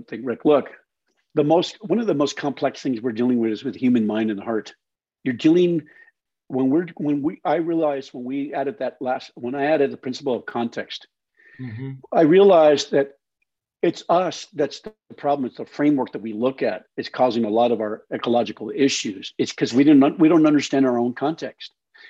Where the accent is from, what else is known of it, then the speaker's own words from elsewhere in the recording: Colorado, United States; and I lived in a dry valley. Look, and I growing up in the Colorado, that whole area, I know it very well.